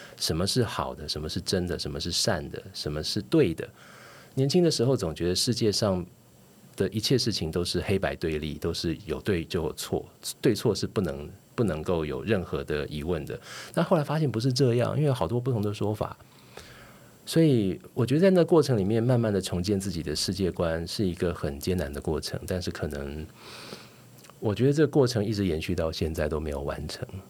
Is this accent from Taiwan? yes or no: yes; Taiwan; 我是一九七一年出生的，呃，所以台湾解除戒严，一九八七年，那年我十六岁上高中